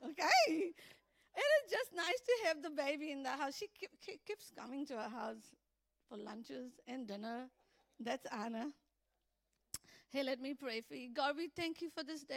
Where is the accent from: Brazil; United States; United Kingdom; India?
India; Vasco da Gama, Goa; moved away; I was born in India, as you know. I was born in Vasco da Gama, Goa